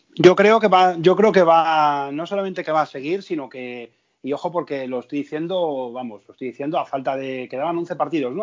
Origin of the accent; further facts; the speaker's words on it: Madrid, Community of Madrid, Spain; moved away as an adult; now in Seville, Spain; yo soy, yo soy madrileño, he vivido allí hasta hace año y medio.